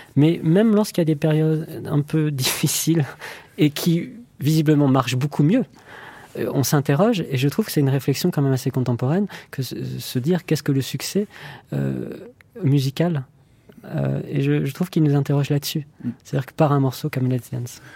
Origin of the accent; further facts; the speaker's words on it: France; en tant que Français